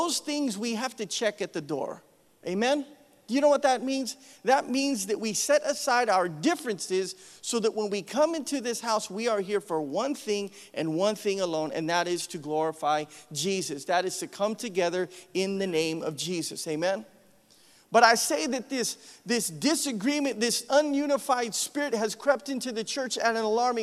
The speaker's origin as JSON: {"language": "English", "region": "Idaho", "country": "United States", "moved": "yes", "said": "I'm from Idaho"}